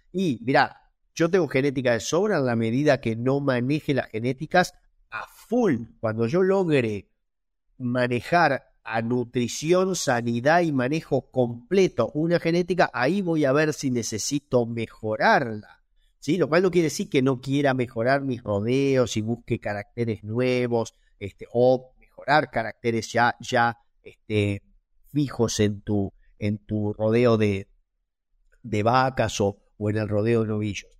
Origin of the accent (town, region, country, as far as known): Argentina